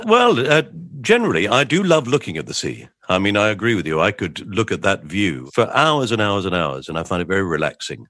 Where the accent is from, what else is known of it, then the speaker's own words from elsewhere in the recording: England, United Kingdom; We're English.